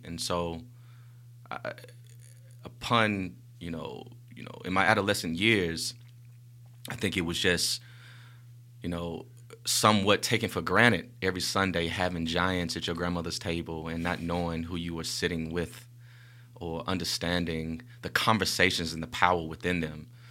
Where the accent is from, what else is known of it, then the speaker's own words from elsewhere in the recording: Birmingham, Alabama, United States; I grew up in the Titusville community on 17th Avenue South, right around the corner from Center Street Middle School now